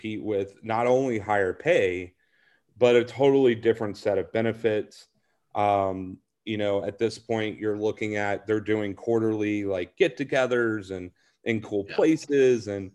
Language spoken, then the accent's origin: English; Nashville, Tennessee, United States; moved away; I'm originally from Nashville.